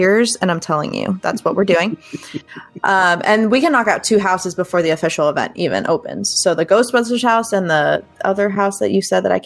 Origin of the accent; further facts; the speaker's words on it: Fort Myers, Florida, United States; moved away; I'm from Florida originally, if you didn't know that about me. I have friends from, you know, my old stomping grounds in Fort Myers